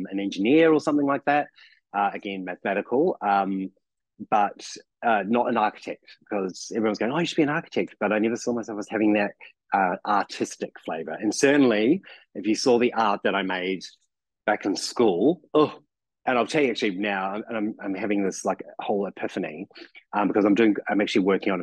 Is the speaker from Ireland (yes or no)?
no; New Zealand; accent: New Zealand; now in Melbourne, Australia; my New Zealand accent